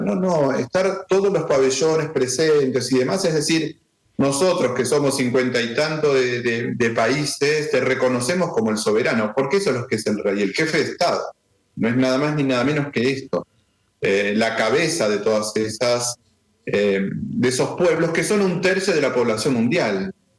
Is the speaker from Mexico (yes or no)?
no; Argentina; yo soy argentino